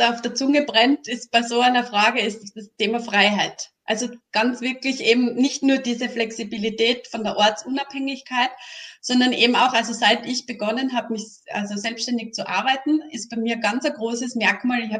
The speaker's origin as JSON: {"language": "German", "region": "Styria", "country": "Austria", "lives_now": "Tyrol, Austria", "said": "die bin ja aus der Steiermark, wohne in Tirol, ähm, dort eben auch sehr oft einmal in die Steiermark gefahren bin"}